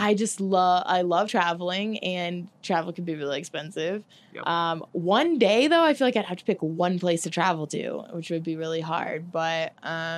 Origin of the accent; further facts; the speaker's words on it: St. Louis, Missouri, United States; moved away as an adult; also born or lived in Tallahassee, Florida; now in Portland, United States; I've only lived in St. Louis, where I grew up, Tallahassee, where I went to school, and Portland, where I live now